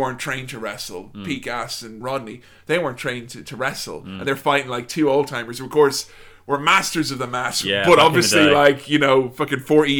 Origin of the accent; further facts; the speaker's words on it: Ireland; moved away; my hometown back home in Ireland